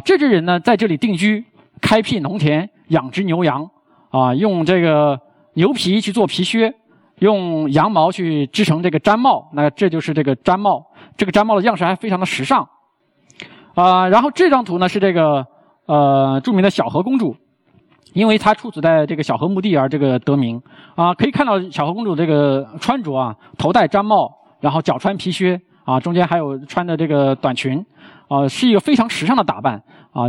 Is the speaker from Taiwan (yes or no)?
no; China; 我们身为中国人，可能并没有那么充分地认识到中国之美